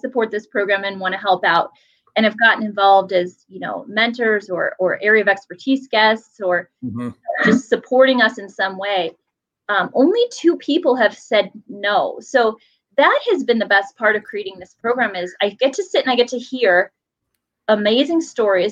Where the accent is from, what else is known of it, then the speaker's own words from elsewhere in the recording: Cuyahoga Falls, Ohio, United States; I'm a Cuyahoga Falls girl. I lived here my entire life. I grew up on